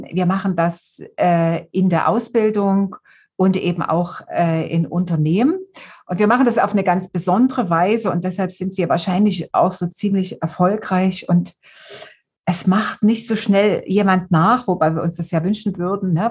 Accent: Dresden, Saxony, Germany; Also ich komme aus Dresden aus dem Elbtal. Ähm, ja, der Elbtal hat so besondere Eigenschaften, aber auf die will ich jetzt gar nicht eingehen. Äh, bin äh, in der DDR aufgewachsen, also habe die ersten 30 Jahre in der DDR gelebt

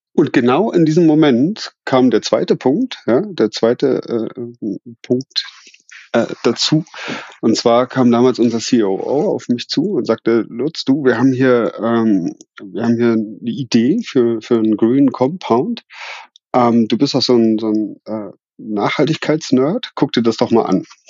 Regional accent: Berlin, Germany; moved away as an adult; also born or lived in Switzerland; now in Kirchheim unter Teck, Germany; bin ich ja gebürtig aus Berlin

